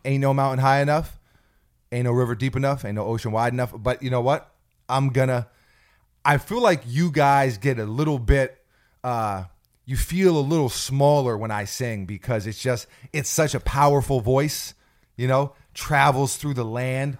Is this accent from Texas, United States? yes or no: no; New York City, New York, United States; also born or lived in New Jersey; we moved from New York City out to New Jersey for a small time period, and I went to school out there